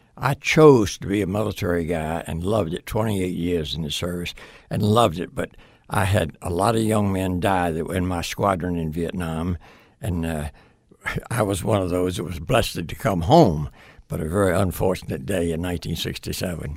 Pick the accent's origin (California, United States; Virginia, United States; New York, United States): Virginia, United States; Portsmouth; moved away as an adult; I grew up in Virginia.